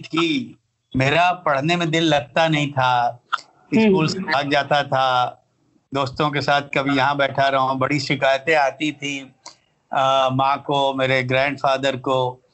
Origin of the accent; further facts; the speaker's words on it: a small village near Varanasi, Uttar Pradesh, India; बनारस का एक बहुत छोटा सा गांव है कस्बा है जिसका नाम है उदार